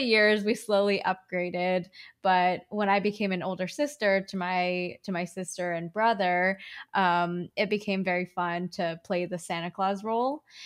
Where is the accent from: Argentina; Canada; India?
Canada; also born or lived in China; My parents and I moved to Canada when I was four. Uh, we moved from China.